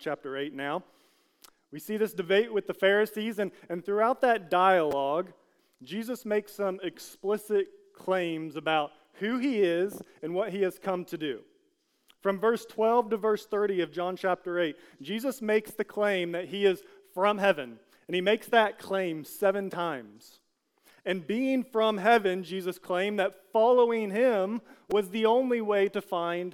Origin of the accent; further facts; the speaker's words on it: United States; as an American